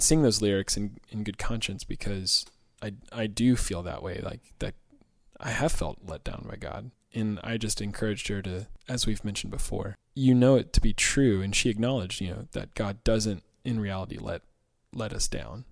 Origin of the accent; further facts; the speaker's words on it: Georgia, United States; moved away; I grew up in Georgia